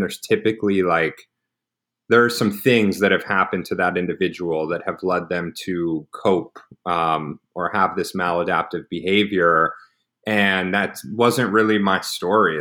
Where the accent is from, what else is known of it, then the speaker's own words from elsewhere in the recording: Dallas, Texas, United States; I grew up in Dallas, loving Jewish family